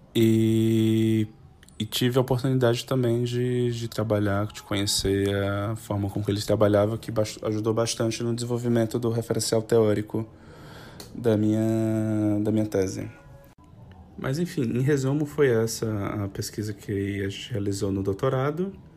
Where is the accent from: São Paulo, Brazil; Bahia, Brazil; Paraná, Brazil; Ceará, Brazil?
Ceará, Brazil; Fortaleza; Eu, na verdade, sou natural de Fortaleza, no Ceará